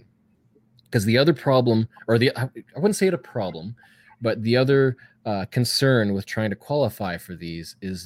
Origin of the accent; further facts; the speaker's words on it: Canada; I'm Canadian. I got to say Z.